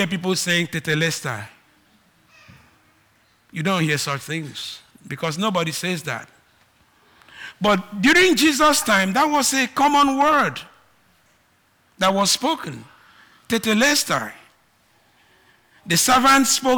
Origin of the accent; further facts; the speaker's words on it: Nigeria; accent: Nigerian; I am Nigerian, I have Nigerian accent